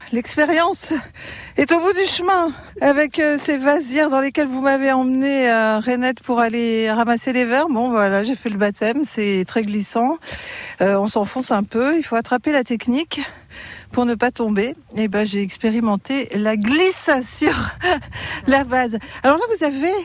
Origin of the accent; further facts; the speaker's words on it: France; je suis natif de Caen